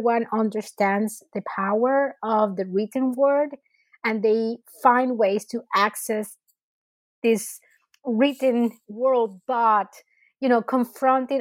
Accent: Venezuela; moved away; So I was born and raised in Venezuela, and I did my undergrad studies at the Universidad Central in Caracas.

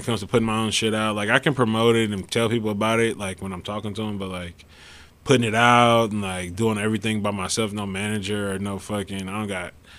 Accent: Richmond, California, United States; I'm from Richmond, but like, I just claim the whole East Bay

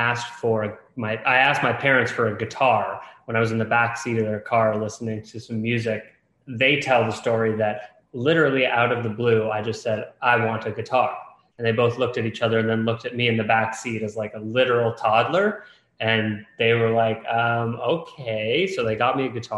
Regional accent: Toronto, Ontario, Canada; I'm from Toronto, Canada.

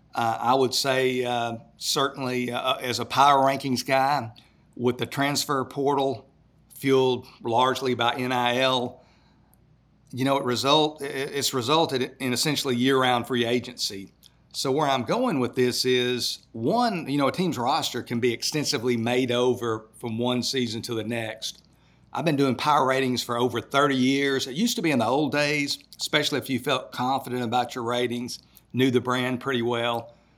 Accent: Texas, United States; my home state of, uh, Texas

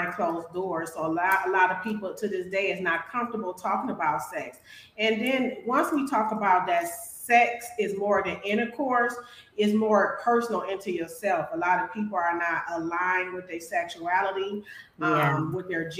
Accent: Milwaukee, Wisconsin, United States; now in Phoenix, United States; I'm from Milwaukee, Wisconsin, and now I'm located in Phoenix, Arizona.

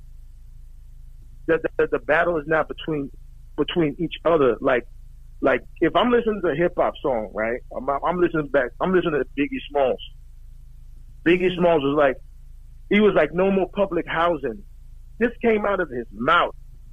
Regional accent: New York City, New York, United States; moved away as an adult; also born or lived in Guyana / Brooklyn; now in San Antonio, United States; We came out from Guyana when I was 9. Lived in Brooklyn for a little bit. Went to Queens, right?

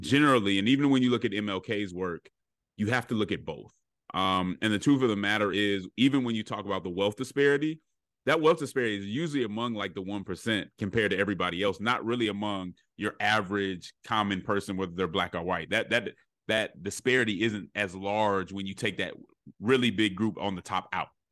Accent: Denver, Colorado, United States; I'm from Colorado, uh, Denver, Colorado, and so I experienced a very diverse, um, childhood.

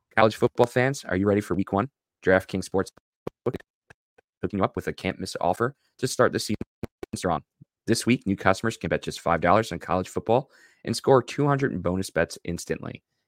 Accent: Long Island, New York, United States; I grew up in Long Island

